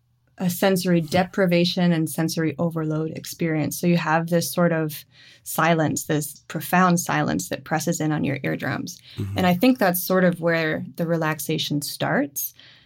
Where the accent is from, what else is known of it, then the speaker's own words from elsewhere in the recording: Moncton, New Brunswick, Canada; My family is in Moncton. So we grew up in and around Moncton, and I've spent loads of time in St. John.